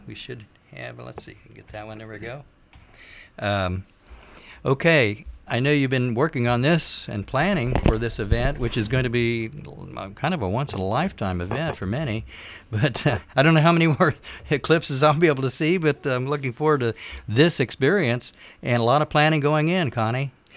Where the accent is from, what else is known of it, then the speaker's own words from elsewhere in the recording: Cincinnati, Ohio, United States; moved away; also born or lived in Ripley County, Indiana; I'm from Greater Cincinnati area. I've been away for a long time